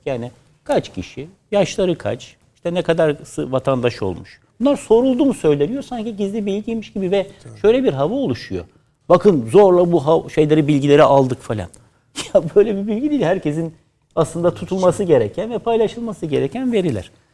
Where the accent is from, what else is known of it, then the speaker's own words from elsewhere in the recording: Istanbul, Turkey; doğma büyüme Fatihli